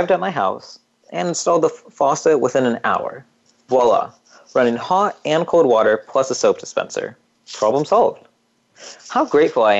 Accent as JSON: {"language": "English", "country": "United States", "tie": "born or raised there", "said": "growing up in America and having a strong support system"}